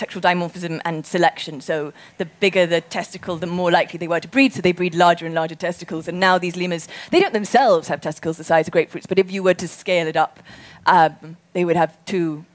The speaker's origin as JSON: {"language": "English", "country": "Zimbabwe", "tie": "born or raised there", "said": "we grew up in Zimbabwe"}